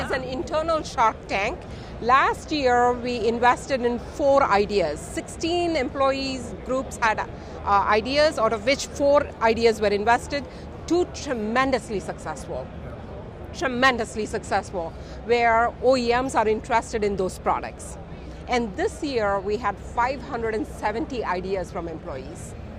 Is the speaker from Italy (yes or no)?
no; India; now in Detroit, United States; I'm from India, I'm a Detroit implant. So I'm very proud to say I'm from Michigan.